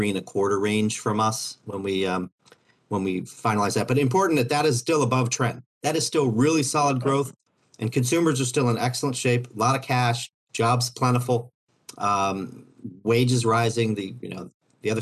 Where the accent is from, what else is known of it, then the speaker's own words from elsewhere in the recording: Overland Park, Kansas, United States; I grew up about a half hour from the campus